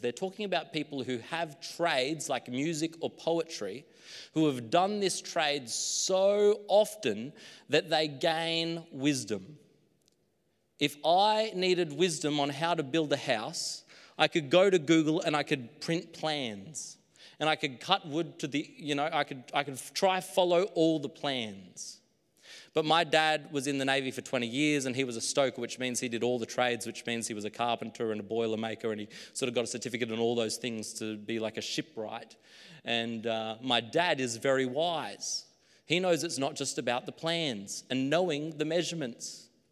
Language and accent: English; Queensland, Australia; now in New South Wales, Australia; my hometown in Queensland